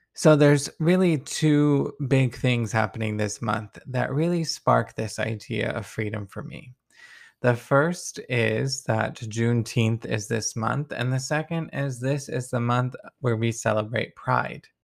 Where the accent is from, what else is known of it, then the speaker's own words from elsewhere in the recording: Deep South, United States; I come from the Deep South